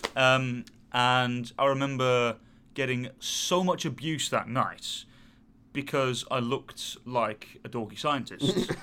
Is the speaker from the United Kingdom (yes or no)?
yes; England, United Kingdom; us being very British